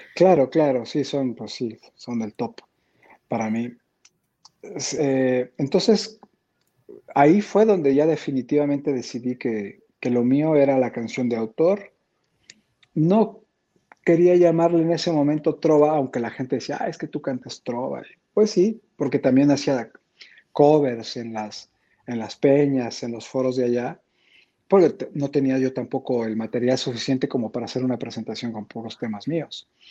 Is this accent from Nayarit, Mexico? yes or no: no; San Cristóbal de las Casas, Chiapas, Mexico; moved away; also born or lived in Tijuana; yo crecí en San Cristóbal